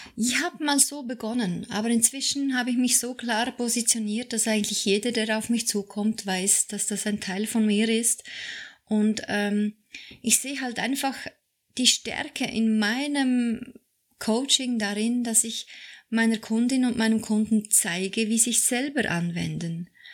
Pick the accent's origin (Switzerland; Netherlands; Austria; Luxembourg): Switzerland; ich bin Schweizerin